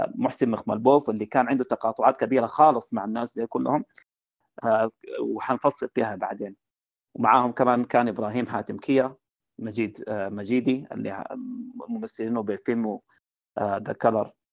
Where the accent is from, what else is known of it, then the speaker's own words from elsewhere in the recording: Sudan; عندنا في السودان